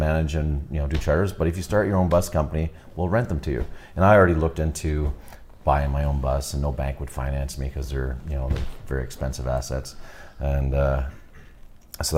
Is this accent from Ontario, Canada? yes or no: yes; Cornwall, Ontario, Canada; moved away as an adult; now in Prince George, Canada; I'm from Cornwall, Ontario, originally, outside Ottawa, between Montreal and Ottawa on the St. Lawrence River.